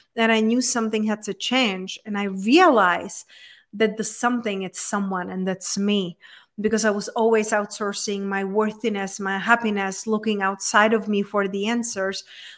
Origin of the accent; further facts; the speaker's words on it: Czechia; moved away as an adult; also born or lived in London, United Kingdom / Spain; now in United States; So I was raised and born in Czech Republic, in very small town in Czech Republic. But then when I was 20, I just, you know, got on the traveling and I moved to London, I moved to Spain.